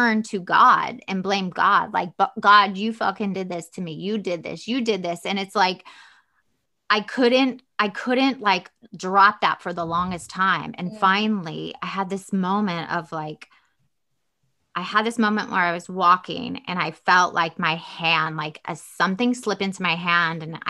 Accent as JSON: {"language": "English", "region": "the South", "country": "United States", "said": "Southern and I'm from the South and it's very religious"}